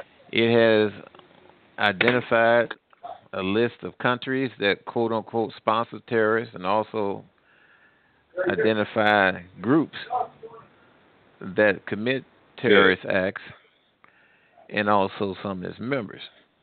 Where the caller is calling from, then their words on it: Midwest, United States; Oh, I'm calling from the Midwest.